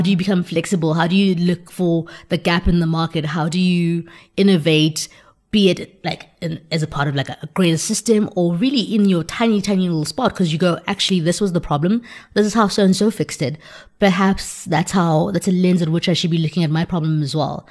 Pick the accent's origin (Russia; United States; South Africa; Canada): South Africa; as a South African growing up in South Africa